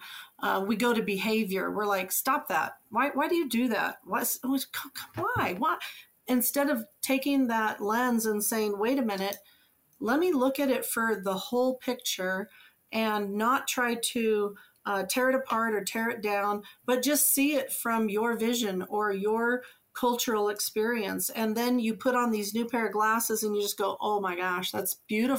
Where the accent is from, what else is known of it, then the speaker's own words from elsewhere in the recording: Oregon, United States; moved away; also born or lived in Japan / China / Utah; I grew up in Oregon